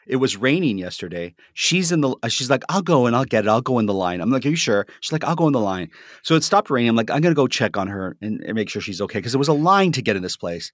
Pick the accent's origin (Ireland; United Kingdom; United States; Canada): Canada; Toronto, Ontario; I'm from Toronto